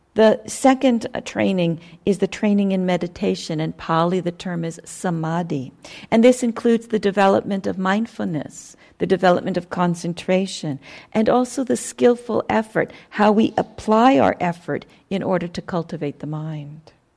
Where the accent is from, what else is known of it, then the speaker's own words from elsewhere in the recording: United States; I'm an American